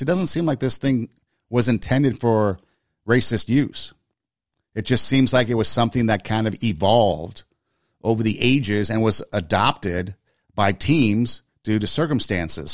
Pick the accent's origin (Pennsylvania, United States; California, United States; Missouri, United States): California, United States; Glendale; my hometown, Glendale, California